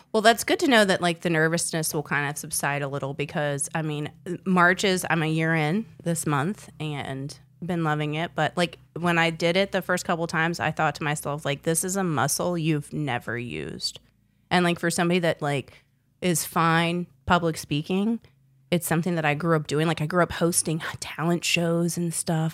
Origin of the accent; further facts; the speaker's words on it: South Boston, Virginia, United States; also born or lived in South Florida / North Carolina; we moved there when I was in fourth grade